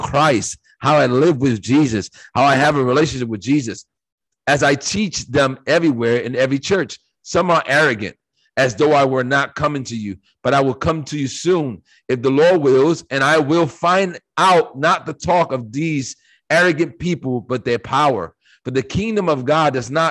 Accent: United States; I live in America, and I was born in America

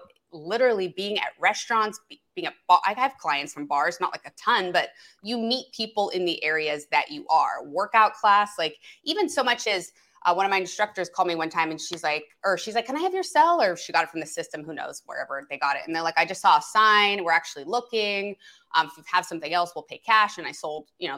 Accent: the Valley, California, United States; moved away as an adult; now in West Side, Los Angeles, United States; I'm from the Valley originally

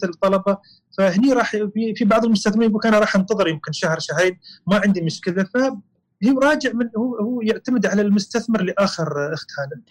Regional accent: United Arab Emirates; الجماعه عندنا الاماراتيين

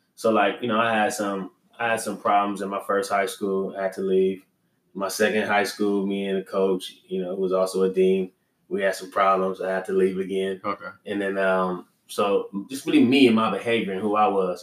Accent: Los Angeles, California, United States; also born or lived in Staten Island, New York; I grew up in uh, Los Angeles, California

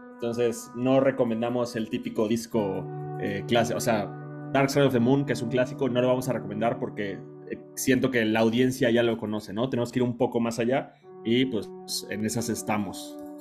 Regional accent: Mexico; soy de México

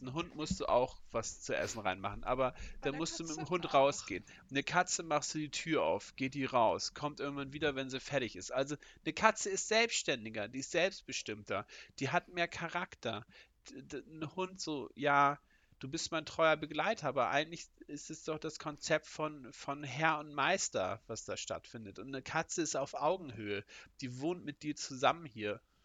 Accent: Northern Germany, Germany; ich bin Norddeutscher

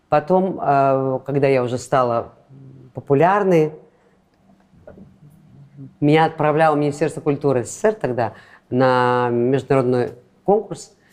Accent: Latvia; Латышка. Я латышка.

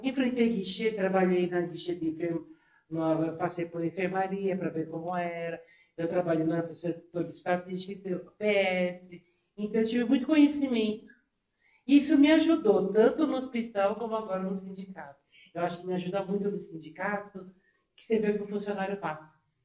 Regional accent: São Paulo, Brazil; eu sou de São Paulo mesmo

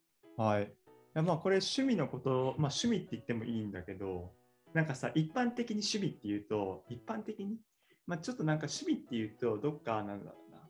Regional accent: Tottori, Japan; moved away as an adult; now in Tokyo, Japan; 僕も鳥取出身で、そうね、高校であの同じだった

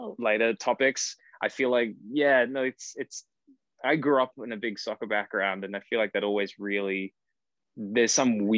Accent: Cairns, Queensland, Australia; moved away as an adult; also born or lived in Brisbane; now in Sydney, Australia; I actually grew up in Cairns, far north Queensland

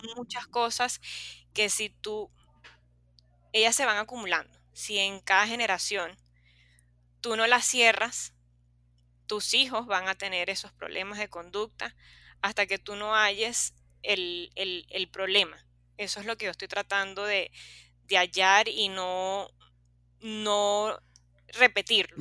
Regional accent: Los Corales, La Guaira, Venezuela; Yo soy de Los Corales

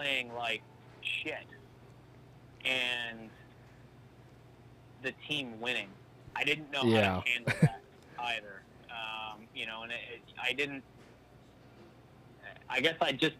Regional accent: just outside Vancouver, British Columbia, Canada; also born or lived in Saskatchewan; I grew up out west, just outside Vancouver there

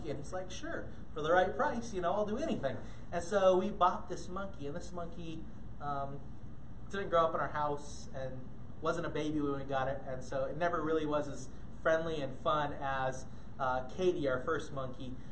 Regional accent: Ghana; most of you um, know that I grew up in Ghana, West Africa. And, and, growing up in Ghana, we had lots of cool pets

